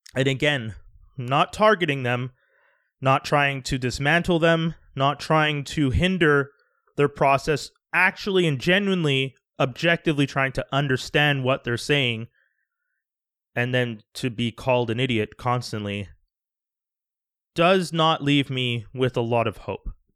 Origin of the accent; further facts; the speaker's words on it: Canada; also born or lived in Quebec; I'm Canadian, I live in Canada